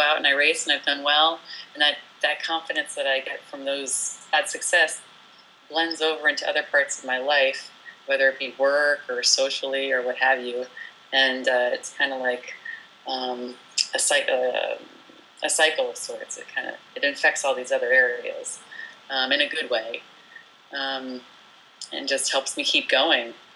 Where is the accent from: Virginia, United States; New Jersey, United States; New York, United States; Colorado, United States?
New Jersey, United States; moved away as an adult; also born or lived in France / Pacific Northwest; I was born in France and raised in New Jersey